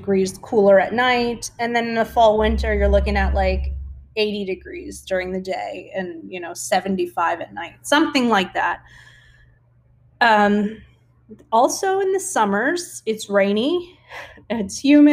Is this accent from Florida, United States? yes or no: yes; South Florida, United States; moved away as an adult; now in Yucatan Peninsula, Mexico; I've pretty much been living in the tropics my whole life. I'm from South Florida and now I live in the Yucatan Peninsula.